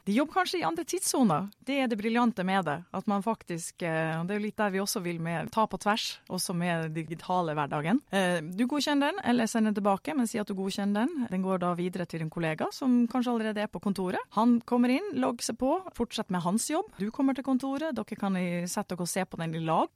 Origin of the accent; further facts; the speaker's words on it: Northern Norway, Norway; jeg er en entusiastisk nordlending